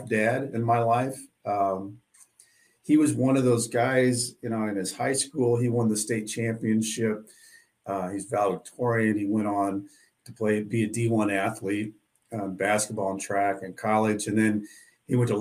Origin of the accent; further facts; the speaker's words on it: Southwest Missouri, United States; I grew up in Southwest Missouri, a small town. It's about three hours from St. Louis, down in kind of a hillbilly country